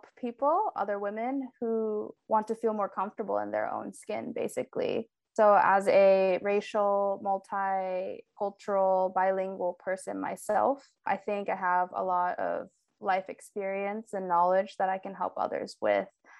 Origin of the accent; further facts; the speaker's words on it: Portland, Oregon, United States; moved away as an adult; also born or lived in Tokyo, Japan / Seattle; now in Japan; I was born in Tokyo to a Japanese mother and American father, and I lived here until I was 8 years old, which at that point we moved to the United States, to Portland, Oregon. Yeah, I grew up there